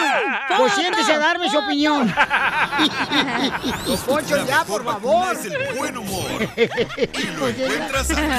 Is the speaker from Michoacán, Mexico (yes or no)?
yes; Michoacán, Mexico; Y a Morelia porque soy de Michoacán.